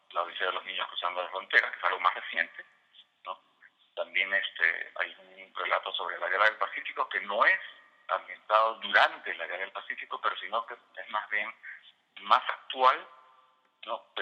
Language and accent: Spanish; Peru; also born or lived in Virginia / Washington DC, United States; now in Virginia, United States; dentro del área de Estados Unidos, que es el área donde vivo, es la de Virginia, Washington DC, y otros también están ambientados en mi país, en Perú que no necesariamente los escribía allá, los escribía aquí, pero están inspirados en, la época en que yo vivía allá todavía.